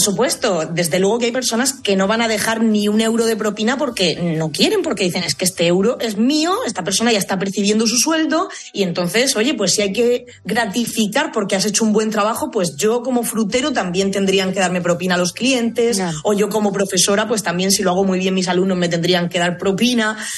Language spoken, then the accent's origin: Spanish; Murcia, Region of Murcia, Spain; also born or lived in United States; now in Madrid, Spain; Yo provengo de Murcia y en Murcia esto de dejar propina no existe